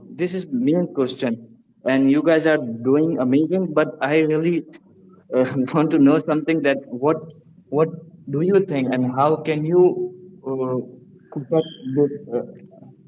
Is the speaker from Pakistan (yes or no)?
yes; Pakistan; I'm from Pakistan